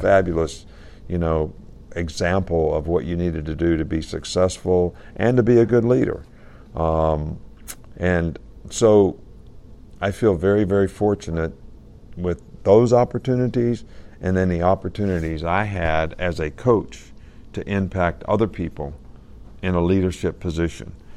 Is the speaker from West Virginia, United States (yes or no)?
yes; Fairmont, West Virginia, United States; moved away; My dad actually started Pop Warner football in our area in West Virginia.